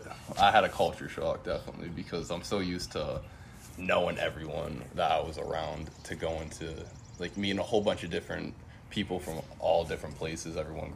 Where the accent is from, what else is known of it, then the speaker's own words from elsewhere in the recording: East Coast, United States; And I had a whole bunch of preferences on the East Coast because I'm from the East Coast.